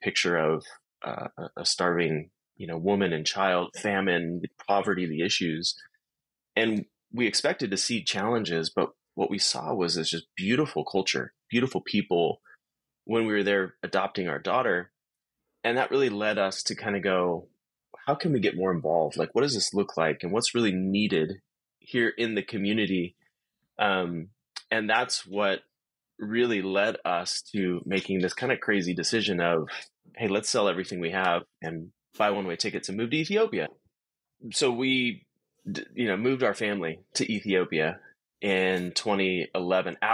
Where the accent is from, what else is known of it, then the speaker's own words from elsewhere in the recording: Southern California, United States; my wife and I, we grew up in Southern California